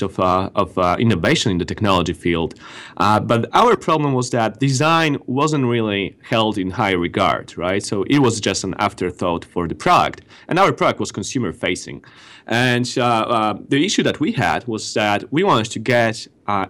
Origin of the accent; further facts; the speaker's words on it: Gdańsk, Pomeranian Voivodeship, Poland; moved away as an adult; now in Mountain View, United States; majority of our team resides in Gdańsk, in Poland, north of Poland. This is where I'm originally from